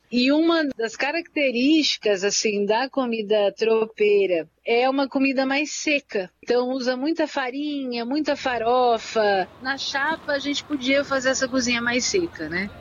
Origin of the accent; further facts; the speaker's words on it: Santana, São Paulo, Brazil; Santana, que é o bairro onde eu nasci, cresci e me criei